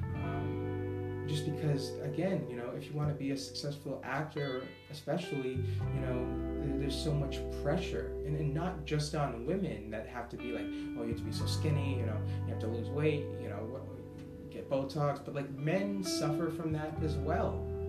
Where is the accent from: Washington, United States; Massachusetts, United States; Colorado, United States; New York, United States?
Massachusetts, United States; Boston; accent: Boston; moved away as an adult; also born or lived in Florida / California; a real Bostonian from Boston, born and raised